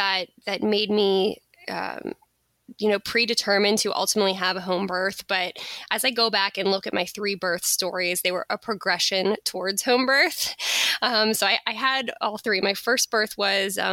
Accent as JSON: {"language": "English", "town": "Pittsburgh", "region": "Pennsylvania", "country": "United States", "tie": "born or raised there", "also_born_or_lived": "Florida / New York City", "moved": "as an adult", "said": "I live in Pittsburgh, Pennsylvania. This is actually my hometown where I grew up, although I spent some time living in Florida and New York City as well."}